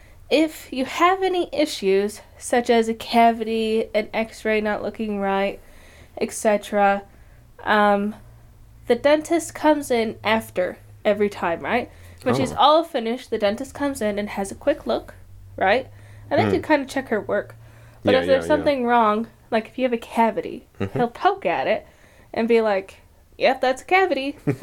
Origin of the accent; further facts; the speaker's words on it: Michigan, United States; I ain't even by Detroit. I'm by Kalamazoo.